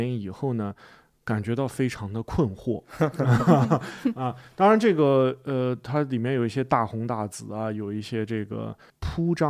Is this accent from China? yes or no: yes; China; 呃，那么我想拍给外国人看的是我们中国人不喜欢看的一个说法，是一种委婉的批评。